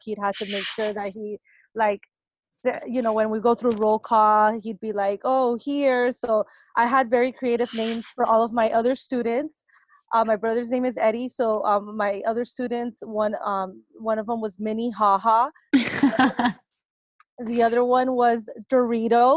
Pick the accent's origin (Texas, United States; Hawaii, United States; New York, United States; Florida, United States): Florida, United States; Miami; English is a second language; moved away as an adult; also born or lived in Cuba; now in Los Angeles, United States; I was born in Cuba and raised in Miami